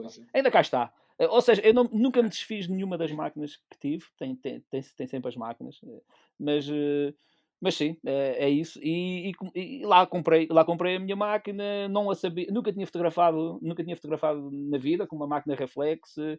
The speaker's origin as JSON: {"language": "Portuguese", "area": "Pico Island, Calheta de Nesquim", "region": "Azores", "country": "Portugal", "said": "sou da Ilha do Pico, mais propriamente da Calha de Nesqui"}